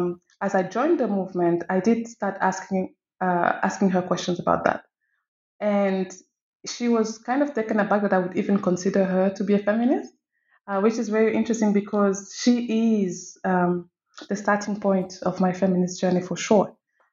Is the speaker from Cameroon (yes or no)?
yes; Cameroon; now in Morocco; So I am from Cameroon, and I'm also French. I currently live in Morocco, having lived in many other places.